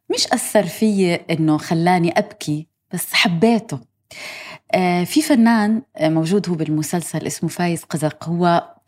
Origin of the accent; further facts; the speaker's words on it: Gaza, Gaza Strip, Palestine; accent: Gazan; أنا من غزة إحنا لهجتنا شوي واضحة قريبة من لهجة إخواننا المصريين